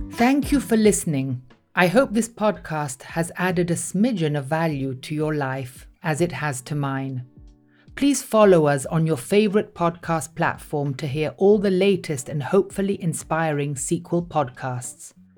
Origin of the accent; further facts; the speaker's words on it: Italy; I'm from Italy